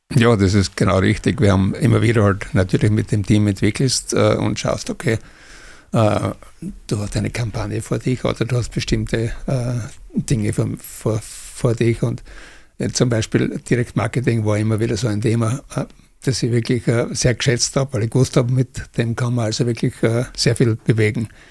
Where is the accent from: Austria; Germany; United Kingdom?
Austria; Ich bin 50 geboren, da war Österreich noch äh, durch die Besatzungsmächte besetzt